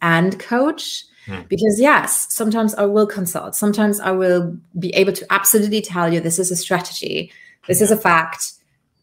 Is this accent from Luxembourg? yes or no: yes; Luxembourg; accent: British; first language Luxembourgish; English is a second language; moved away; also born or lived in Colombia / United Kingdom; So I was raised in Luxembourg, Europe, which is a grand duchy.